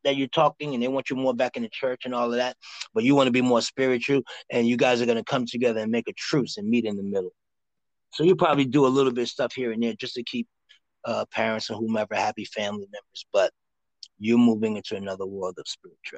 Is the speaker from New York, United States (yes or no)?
yes; New York City, New York, United States; I'm from Harlem